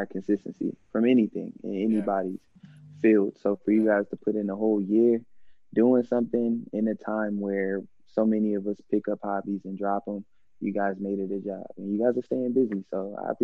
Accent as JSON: {"language": "English", "region": "Virginia", "country": "United States", "said": "I'm from Virginia."}